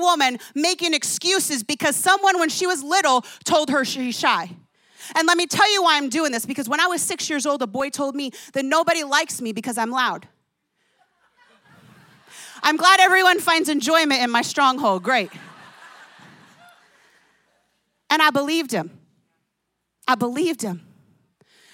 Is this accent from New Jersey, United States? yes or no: yes; New Jersey, United States; I grew up in New Jersey.